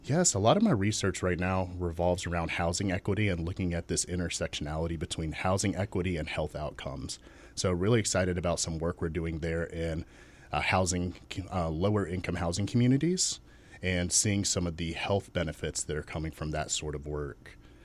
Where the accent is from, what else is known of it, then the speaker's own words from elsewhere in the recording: Chesapeake, Virginia, United States; I was born and raised in Chesapeake, Virginia, still there